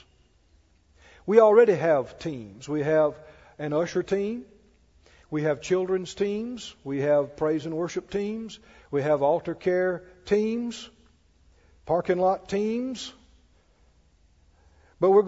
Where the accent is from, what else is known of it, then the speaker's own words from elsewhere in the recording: Mississippi, United States; I grew up down in Mississippi.